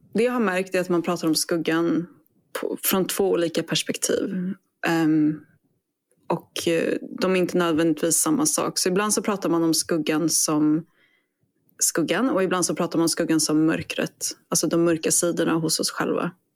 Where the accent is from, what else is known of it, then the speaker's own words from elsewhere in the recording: Sweden; now in Australia; jag är svensk